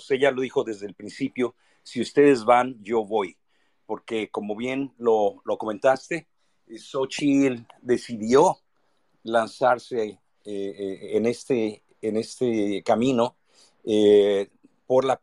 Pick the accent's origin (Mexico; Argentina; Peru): Mexico; now in United States; obviamente como mexicano al extranjero, me gustó mucho eh, escucharla. De hecho, ella estuvo aquí en California recientemente.